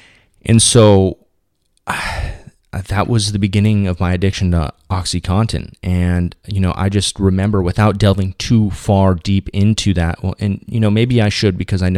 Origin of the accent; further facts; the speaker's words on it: Orange County, California, United States; I grew up in Orange County, you know, because after that short stint in Shreveport, Louisiana with my mom, permanently moved over here in California, specifically in Southern California